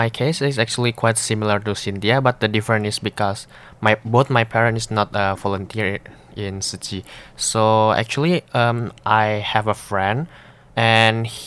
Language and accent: English; Jakarta, Indonesia; English is a second language; I'm also from Indonesia, uh, West Jakarta. Um, so actually, th three of us is uh, from the same place called Cengkareng